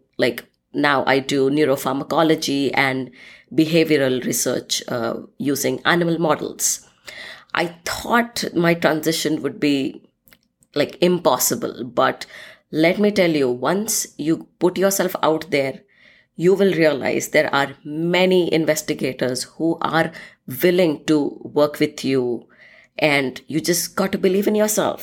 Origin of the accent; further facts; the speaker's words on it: India; moved away as an adult; also born or lived in Scotland; now in United States; I'm originally from India and currently living in the United States for the past 7